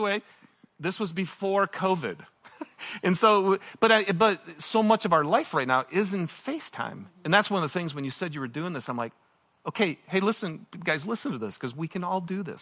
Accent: Michigan, United States; moved away; I'm from Michigan

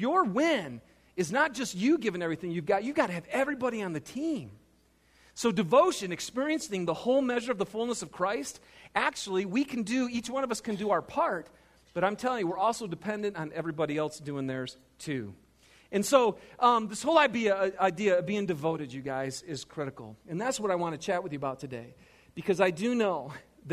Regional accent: Michigan, United States; moved away; I'm from Michigan.

